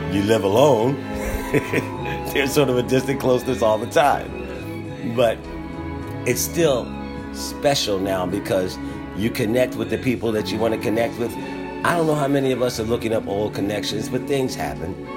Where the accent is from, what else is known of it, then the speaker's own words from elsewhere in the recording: Philadelphia, Pennsylvania, United States; We're from Philadelphia